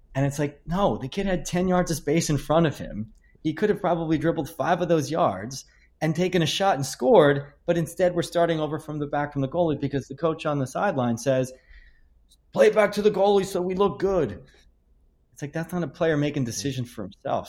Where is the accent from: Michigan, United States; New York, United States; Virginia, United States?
New York, United States; Hicksville; I became a director of coaching to my hometown of Hicksville